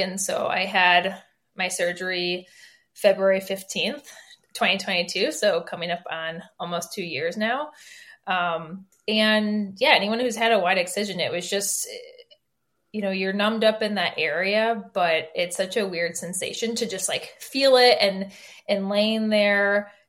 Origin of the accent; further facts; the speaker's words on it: Michigan, United States; moved away as an adult; now in Chicago, United States; I'm from Michigan